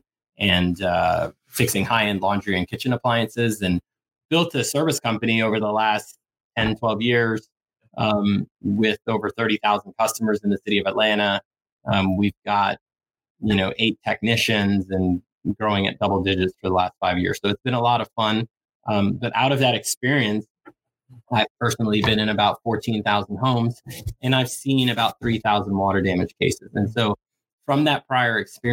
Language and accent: English; Suriname; I was born in Suriname. It's a small country north of Brazil, former Dutch Guyana